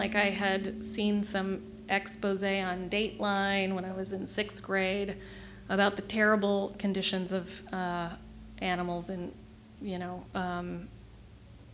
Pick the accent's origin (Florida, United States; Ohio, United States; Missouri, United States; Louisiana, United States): Missouri, United States; Kansas City; moved away as an adult; also born or lived in Chicago / northern Michigan; now in Michigan, United States; I grew up in Kansas City, Missouri, not Michigan.